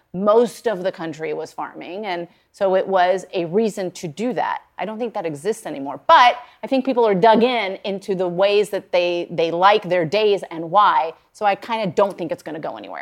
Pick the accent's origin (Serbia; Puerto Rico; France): Puerto Rico; moved away; I grew up in Puerto Rico